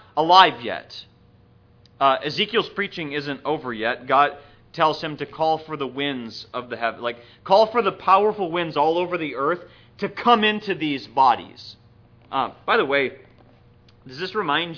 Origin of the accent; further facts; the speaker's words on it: Minnesota, United States; also born or lived in San Diego, California; now in Atlanta, United States; I grew up in Minnesota, and I didn't really feel at home there either